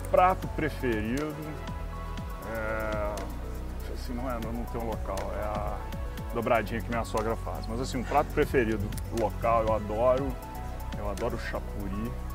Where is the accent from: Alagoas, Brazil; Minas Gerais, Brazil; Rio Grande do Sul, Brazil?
Minas Gerais, Brazil; eu acho que a gente ainda como mineiro